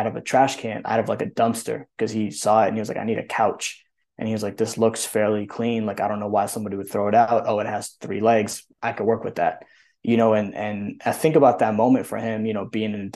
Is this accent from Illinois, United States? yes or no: no; Western Massachusetts, United States; now in New York, United States; I grew up in Western Mass